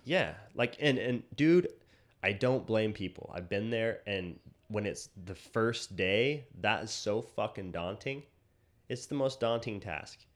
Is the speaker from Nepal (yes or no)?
no; Utah, United States; we grew up in, like, fundamentalist Utah